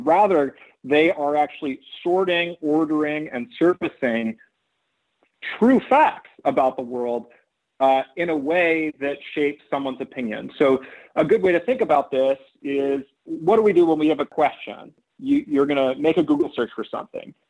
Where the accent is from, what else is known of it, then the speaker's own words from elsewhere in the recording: Oakland, California, United States; I ended up being born in California and growing up in Oakland